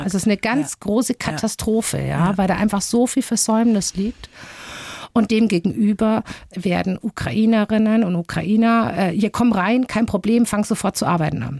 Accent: Bavaria, Germany; als Bayer

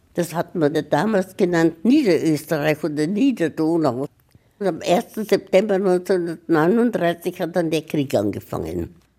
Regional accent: Brno, South Moravian Region, Czechia; moved away as an adult; now in Memmingen, Germany; Groß geworden bin ich in der Tschechei. Und das war damals, also wo ich geboren worden bin, das war 1915.

